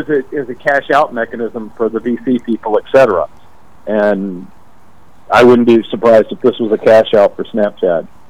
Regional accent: United States; grew up on the Mississippi River, you know, 500 miles south of Chicago

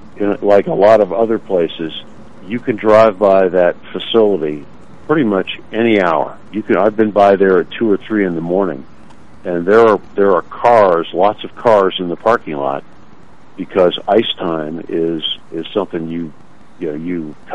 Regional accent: Minneapolis, Minnesota, United States; moved away; Obviously, I grew up in Canada, in Minneapolis, where high school hockey was huge.

